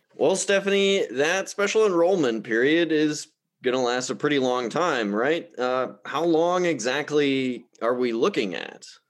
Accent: Milwaukee, Wisconsin, United States; I'm from Milwaukee

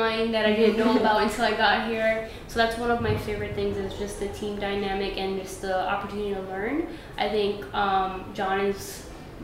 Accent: New York City, New York, United States; I'm from Brooklyn. I'm born and raised

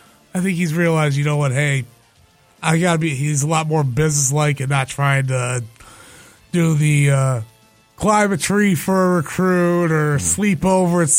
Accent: Toledo, Ohio, United States; I was born in Toledo as well

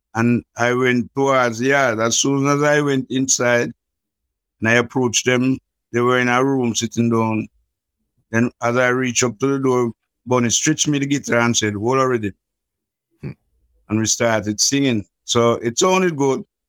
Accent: Kingston, Jamaica; I was born in Jubilee Hospital in Kingston, and I grew up in the ghettos of Trenchtown

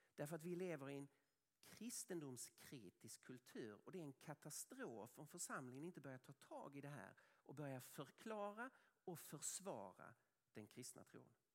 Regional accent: Sweden

